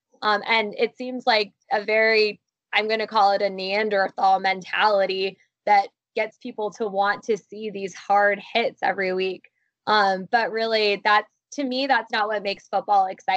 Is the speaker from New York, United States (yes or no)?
no; Columbus, Ohio, United States; growing up in Columbus, Ohio.